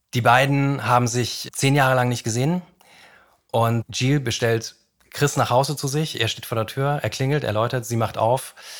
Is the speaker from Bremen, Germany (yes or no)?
no; Franconia, Bavaria, Germany; Ich komme aus Franken